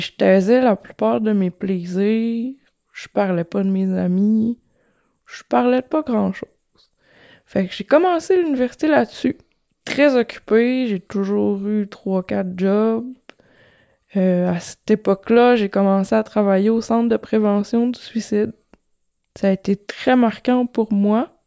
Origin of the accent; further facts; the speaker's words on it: Quebec, Canada; Quarante-cinq ans, je viens du Saguenay de Lac-Saint-Jean.